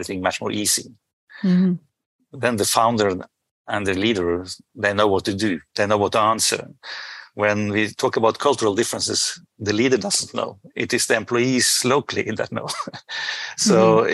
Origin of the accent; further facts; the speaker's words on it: Norway; I'm from Norway